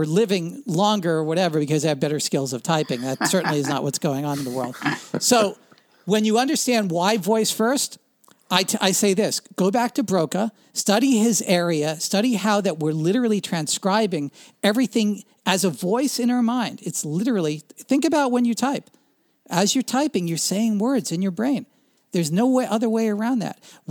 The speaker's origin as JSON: {"language": "English", "region": "New Jersey", "country": "United States", "tie": "born or raised there", "said": "I grew up in Central Jersey when the divestiture of AT&T took place"}